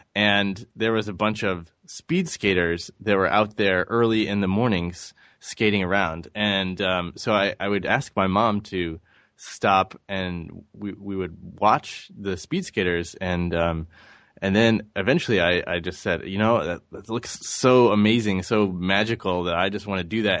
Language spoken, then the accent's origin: English; St. Louis, Missouri, United States; I grew up in Saint Louis, Missouri